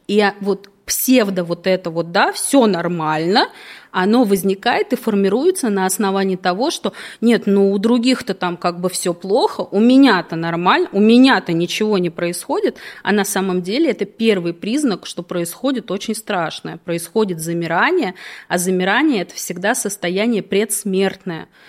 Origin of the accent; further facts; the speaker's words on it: Moscow, Russia; я родилась в Москве, всегда жила в Москве